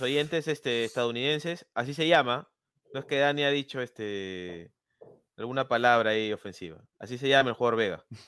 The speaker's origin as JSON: {"language": "Spanish", "country": "Peru", "said": "te lo digo como peruano"}